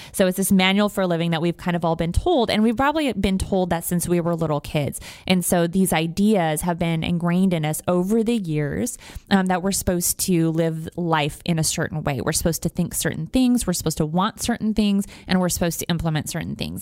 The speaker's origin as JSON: {"language": "English", "country": "United States", "also_born_or_lived": "Wyoming / Montana", "moved": "yes", "lives_now": "Houston, United States", "said": "I'm from Wyoming and Montana originally"}